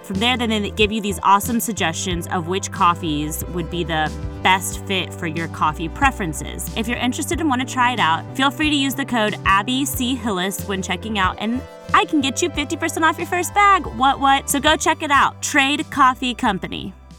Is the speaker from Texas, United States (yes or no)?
yes; Texas, United States; I'm from Texas